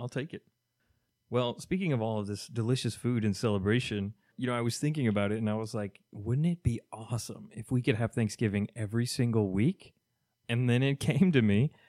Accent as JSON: {"language": "English", "region": "Kentucky", "country": "United States", "moved": "yes", "lives_now": "Miami, United States", "said": "I am from Kentucky, so I'm gonna be missing my southern foods"}